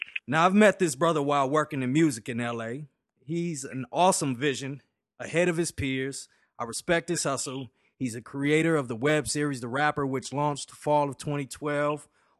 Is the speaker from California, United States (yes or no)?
yes; Los Angeles, California, United States; Yeah, the life of somebody growing up on the West Coast in L.A. You get to experience those type of things at a very young age.